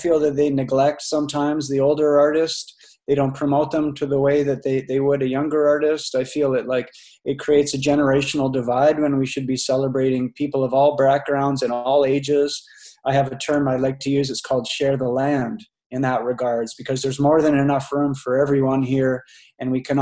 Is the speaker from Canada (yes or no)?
yes; Canada; I grew up in Canada.